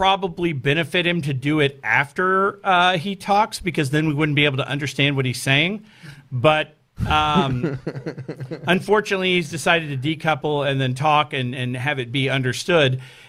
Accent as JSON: {"language": "English", "town": "Houston", "region": "Texas", "country": "United States", "said": "I'm from Houston."}